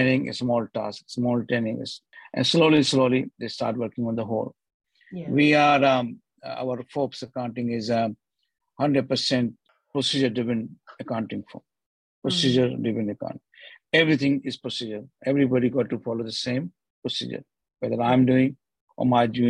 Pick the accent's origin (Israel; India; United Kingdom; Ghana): India; now in Australia; I'm also Indian